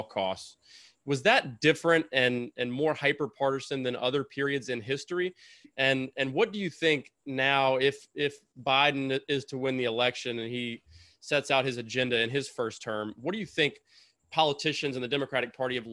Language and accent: English; the South, United States; accent: Southern; also born or lived in North Carolina; I'm back to my roots now, so I can talk in my Southern accent